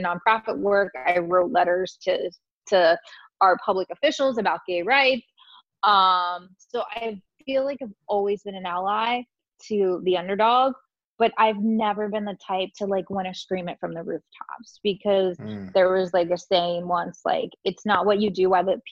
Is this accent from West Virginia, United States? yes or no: yes; West Virginia, United States; I grew up in West Virginia in a small racist community.